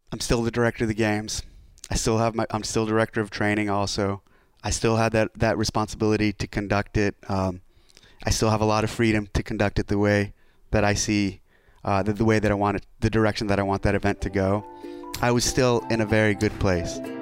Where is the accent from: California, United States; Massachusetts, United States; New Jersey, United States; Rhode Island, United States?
California, United States; NorCal, near Scotts Valley; moved away as an adult; also born or lived in San Diego, California; returning home. I left, I left, I left this area in ninety-seven when I enlisted in the Navy